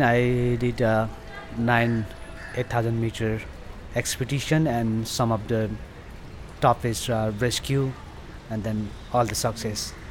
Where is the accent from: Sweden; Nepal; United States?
Nepal; Taplejung, eastern Nepal, Koshi Province; English is a second language; I'm from eastern part of Nepal and um, Kanchenjunga region is a district called uh, Taplejung is a uh, eastern part of Nepal. Yeah, I born there